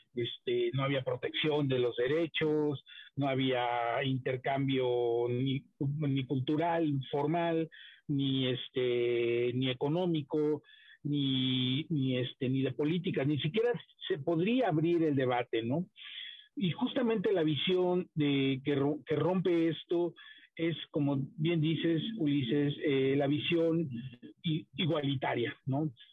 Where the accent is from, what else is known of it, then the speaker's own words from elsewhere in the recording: Oaxaca, Mexico; yo, que soy de Oaxaca